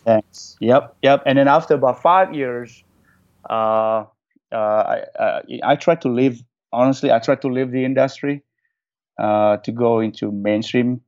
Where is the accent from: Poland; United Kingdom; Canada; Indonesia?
Indonesia; Jakarta; English is a second language; moved away as an adult; also born or lived in New Zealand; now in Los Angeles, United States; I was born and raised in Indonesia